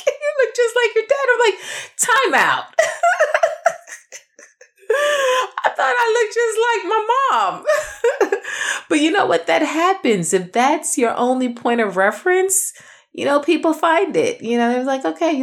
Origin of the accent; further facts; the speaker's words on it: New York, United States; I'm actually from New York